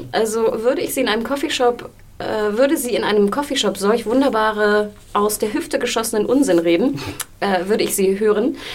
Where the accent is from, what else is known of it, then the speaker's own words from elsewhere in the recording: Hamburg, Germany; von dem lieben Dennis aus Hamburg, aus meiner Heimat.